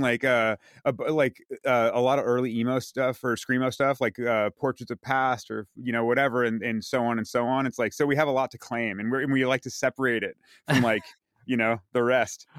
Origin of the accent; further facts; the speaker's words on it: San Carlos, California, United States; also born or lived in Redwood City; I was born in Redwood City, um, lived in San Carlos when I was growing up